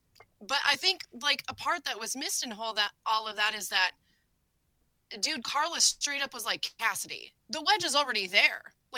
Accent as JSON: {"language": "English", "region": "Iowa", "country": "United States", "said": "hey guys, I'm from Iowa."}